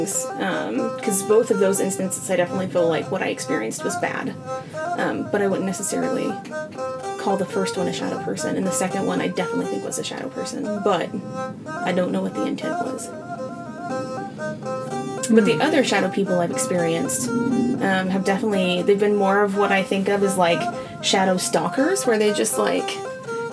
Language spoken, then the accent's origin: English; Georgia, United States; accent: southern